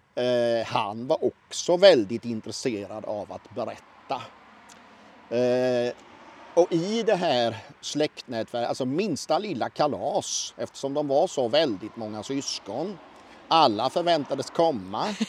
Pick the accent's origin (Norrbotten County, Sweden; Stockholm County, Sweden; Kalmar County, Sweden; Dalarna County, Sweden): Kalmar County, Sweden; Oskarshamn; also born or lived in Mörlunda parish; Jag är född 1966 strax utanför Oskarshamn. Och Oskarshamn är en av de många hembygder som jag håller mig med